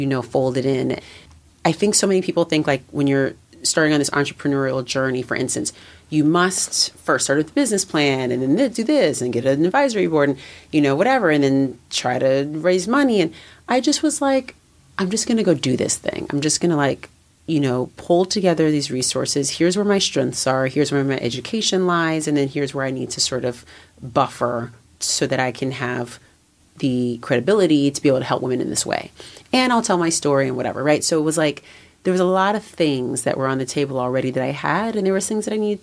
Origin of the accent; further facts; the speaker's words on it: California, United States; moved away as an adult; also born or lived in New York; I was in New York and I'm from California